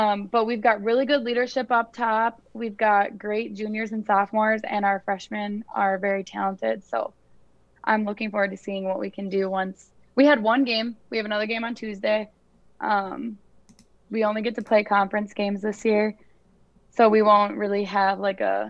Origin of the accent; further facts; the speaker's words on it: New Richmond, Wisconsin, United States; I am from New Richmond